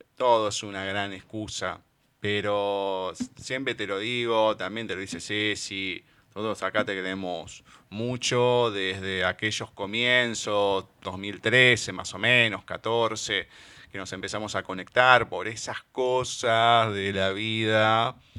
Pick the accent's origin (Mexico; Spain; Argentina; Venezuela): Argentina; somos argentinos